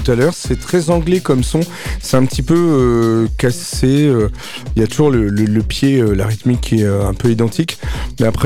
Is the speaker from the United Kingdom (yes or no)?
yes; United Kingdom; accent: English; French is a second language; vu mon accent anglais, c'est pas toujours forcément évident